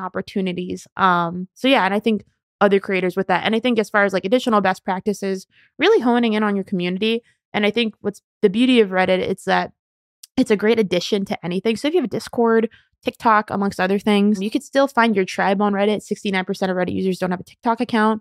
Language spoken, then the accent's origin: English; Southern California, United States; moved away as an adult; also born or lived in New York; born and raised in Southern California and went to college in New York